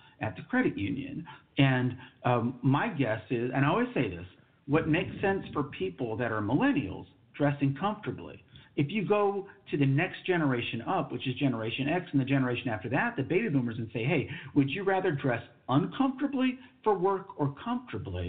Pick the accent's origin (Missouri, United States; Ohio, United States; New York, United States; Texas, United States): Texas, United States; New Braunfels; I'm from Texas. I'm from New Braunfels, Texas. I was born in Texas, saved my time in the military. I've always lived in Texas